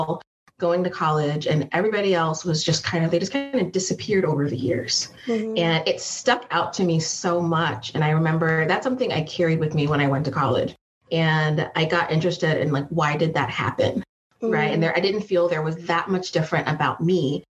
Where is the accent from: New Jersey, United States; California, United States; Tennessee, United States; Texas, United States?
California, United States; San Jose; So I grew up in San Jose, which is the South Bay Area